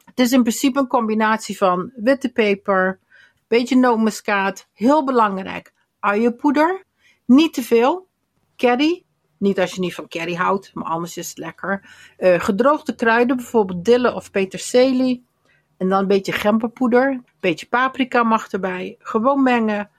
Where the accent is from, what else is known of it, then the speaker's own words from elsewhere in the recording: Limburg, Netherlands; bij ons in Limburg